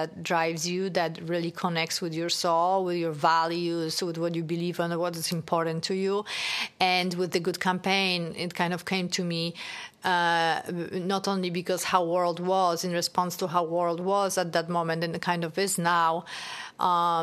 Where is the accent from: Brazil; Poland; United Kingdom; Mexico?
Poland; moved away; I grew up in Poland